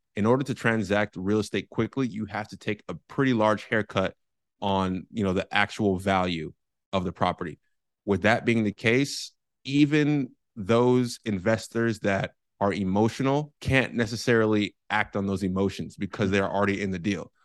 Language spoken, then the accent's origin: English; San Francisco, California, United States; moved away as an adult; now in San Diego, United States; I am born and raised in San Francisco, California